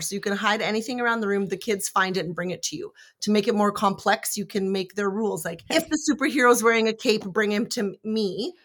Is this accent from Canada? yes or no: yes; Canada; I'm Canadian